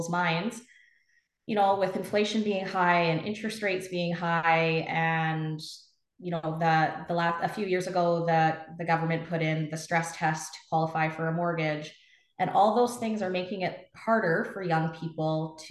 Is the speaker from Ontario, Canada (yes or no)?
no; Trail, British Columbia, Canada; moved away as an adult; also born or lived in Okanagan; I'm a Kootenai girl. Yeah. So I was actually born and raised in Trail and moved to the Okanagan back in 2003 for university